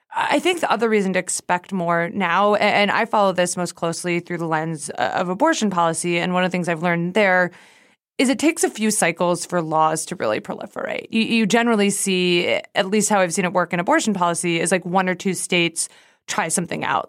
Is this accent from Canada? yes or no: yes; Canada; moved away; I was born in Canada